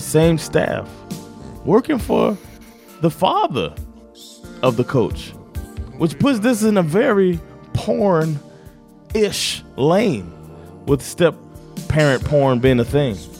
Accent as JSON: {"language": "English", "region": "Florida", "country": "United States", "said": "I'm from Florida"}